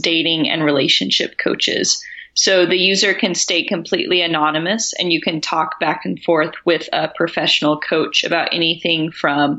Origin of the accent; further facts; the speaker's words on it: Tennessee, United States; the context I grew up in was in Tennessee